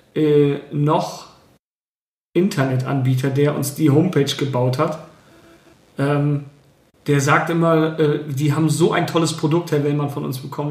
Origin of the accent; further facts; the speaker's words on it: Bremen, Germany; Ich bin selber auch dort in der Nähe aufgewachsen